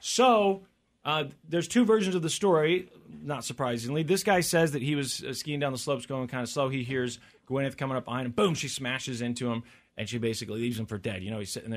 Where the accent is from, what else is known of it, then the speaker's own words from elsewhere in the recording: Missouri, United States; I'm from Missouri